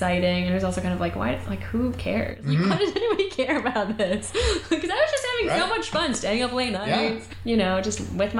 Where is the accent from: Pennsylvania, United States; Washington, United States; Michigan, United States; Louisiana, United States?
Michigan, United States; Kalamazoo; I got a call from our local, the Kalamazoo, Michigan Gazette.